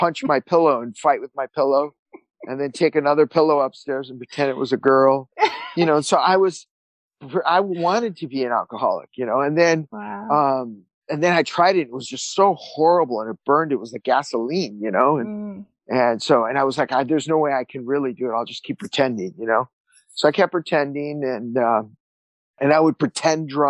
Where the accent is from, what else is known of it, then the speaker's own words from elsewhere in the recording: Santa Monica, California, United States; I was born and raised in Santa Monica